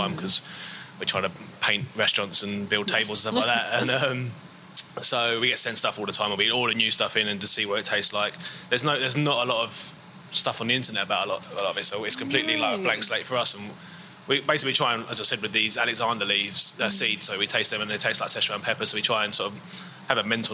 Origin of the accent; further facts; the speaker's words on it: London, United Kingdom; moved away as an adult; also born or lived in Brighton; I grew up in South East London